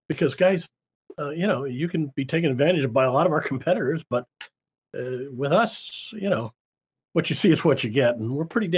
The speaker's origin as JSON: {"language": "English", "town": "Davenport", "region": "Iowa", "country": "United States", "tie": "born or raised there", "said": "We had in where I grew up in Davenport, Iowa, we had a children's theater, which was children putting on productions."}